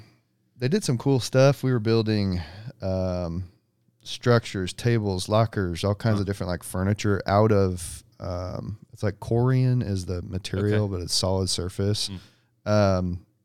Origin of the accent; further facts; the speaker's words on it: Liberty, Missouri, United States; That's more literal. No, you're good. So grew up in Liberty. My wife grew up in North Kansas City, so we're both like